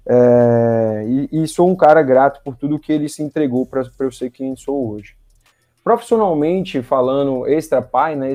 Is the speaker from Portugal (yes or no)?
no; Salvador, Bahia, Brazil; moved away as an adult; also born or lived in Fortaleza; now in Manaus, Brazil; atualmente aqui em 2022 eu tenho 37 anos, Uh, sou baiano, natural de Salvador, moro em Manaus há 14 anos, vinda com 20 de uma transferência de uma empresa que eu trabalhava.